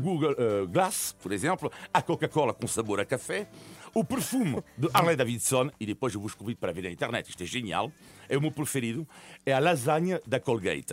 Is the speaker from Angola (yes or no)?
no; France; eu nasci em França de, de, de, de, origem italiana